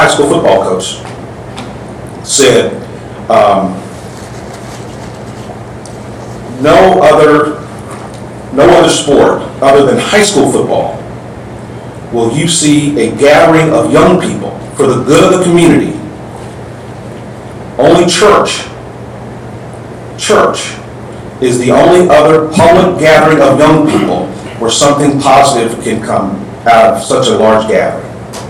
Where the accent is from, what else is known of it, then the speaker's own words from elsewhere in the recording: Texas, United States; I grew up in Texas, where football is so big.